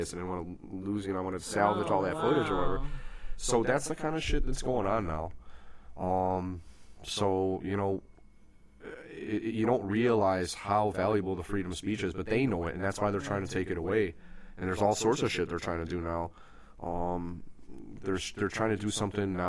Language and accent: English; United States; an American who believes in extreme freedom